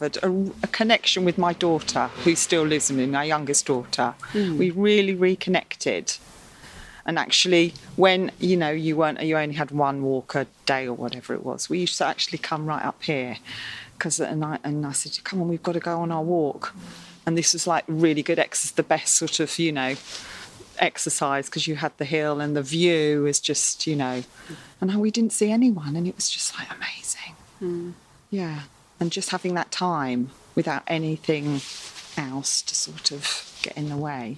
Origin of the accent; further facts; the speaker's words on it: West Sussex, South East England, United Kingdom; moved away; I grew up in West Sussex